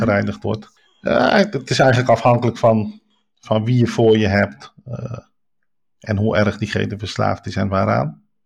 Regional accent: Rotterdam, South Holland, Netherlands; ik kom dus uit Rotterdam, geboren en getogen. waarschijnlijk ook aan mijn accent een beetje te horen.

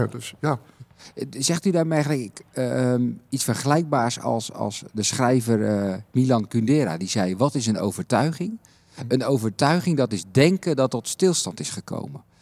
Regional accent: The Hague, South Holland, Netherlands; moved away as an adult; het is misschien een beetje te horen aan mijn tongval, maar ik kom uit Den Haag.

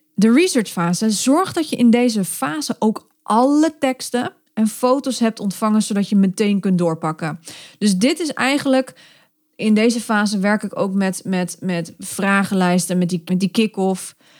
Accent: Netherlands; we zijn Nederlanders of Belgen

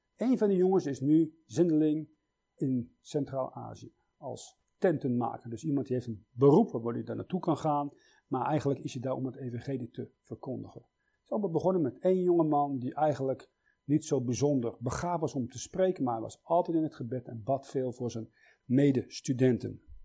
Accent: Switzerland; Ik zeg, uit Zwitserland

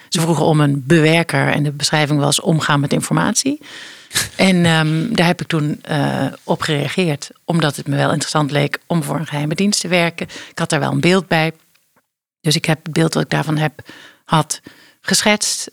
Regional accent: Geleen, Limburg, Netherlands; Ik ben eh, opgegroeid in Geleen, in Geleen, in eh, Zuid-Limburg

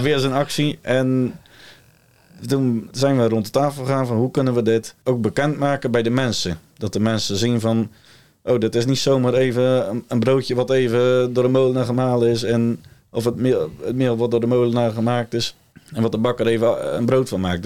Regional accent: Ouddorp, South Holland, Netherlands; Ik kom uit Ouddorp

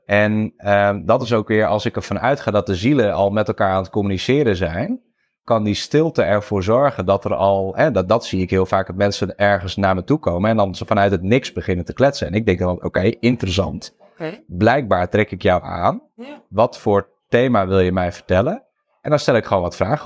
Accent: Friesland, Netherlands; ik ben geboren en getogen in Friesland

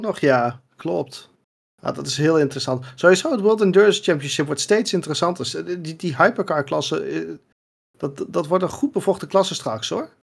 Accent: Netherlands; ons als Nederlanders

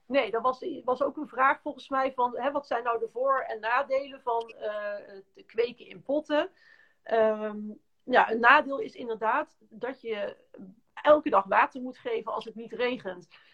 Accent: North Brabant, Netherlands; moved away as an adult; ik kom oorspronkelijk uit Brabant en we hadden een hele grote tuin.

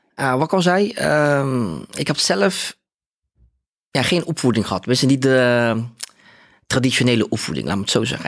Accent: Rotterdam, South Holland, Netherlands; ik kom uit Rotterdam. Ik ben eh, eh, opgegroeid in Spangen.

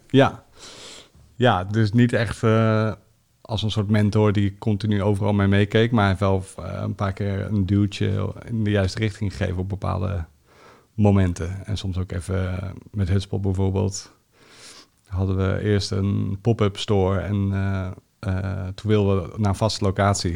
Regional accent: The Hague, South Holland, Netherlands; Ik ben eh, geboren in Den Haag

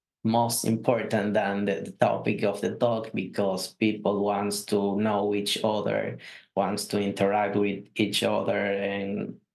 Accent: Dominican Republic; from Dominican Republic Java User Group. I'm just a John Depp from the Dominican Republic working with Java.

